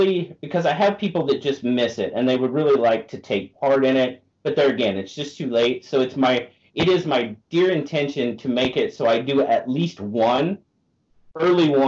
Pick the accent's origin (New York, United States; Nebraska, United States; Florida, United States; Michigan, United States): Nebraska, United States; moved away; I'm originally from Nebraska. That's where I grew up